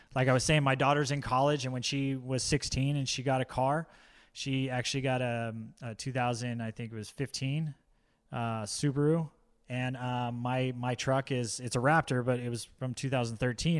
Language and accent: English; Orange County, California, United States; now in Poway, United States; when I was growing up in Orange County, uh, when we moved up there